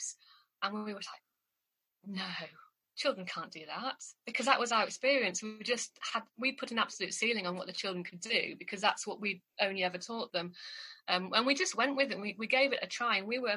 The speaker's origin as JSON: {"language": "English", "town": "York", "region": "Yorkshire and the Humber", "country": "United Kingdom", "also_born_or_lived": "Durham / Suffolk", "moved": "as an adult", "said": "I came from York. My family lived in New York, but I obviously was away up at Durham"}